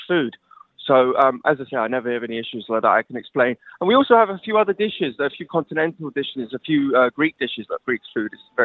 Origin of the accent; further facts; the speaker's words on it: London, United Kingdom; now in Durham, United Kingdom; I'm from London. My background is London.